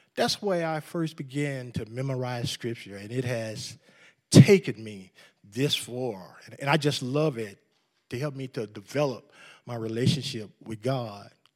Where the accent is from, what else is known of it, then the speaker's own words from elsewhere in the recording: New Orleans, Louisiana, United States; moved away as an adult; now in West Texas, United States; I was, uh, born in New Orleans and raised by a godly family